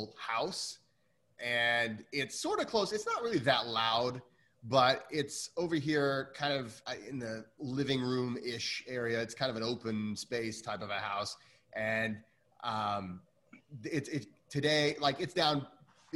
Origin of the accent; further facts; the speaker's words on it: Midwest, United States; I'm a Midwesterner